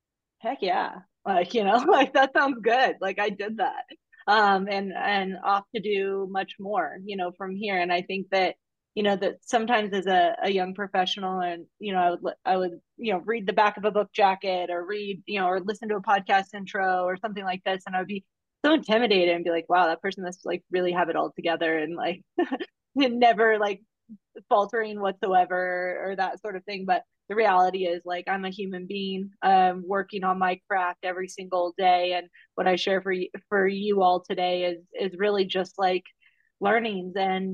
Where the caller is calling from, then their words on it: Park City, Utah, United States; I'm up in beautiful Park City, Utah, with, you know, 6 inches of fresh pal out there on the mountain right now.